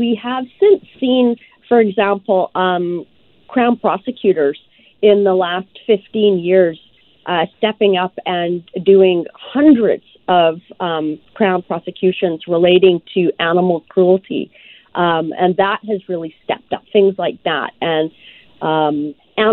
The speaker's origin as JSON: {"language": "English", "country": "Tanzania", "tie": "born or raised there", "moved": "yes", "said": "I was born in Africa. And so, you know, before I was born, we had animals in our home, and I was born not too far from the Serengeti."}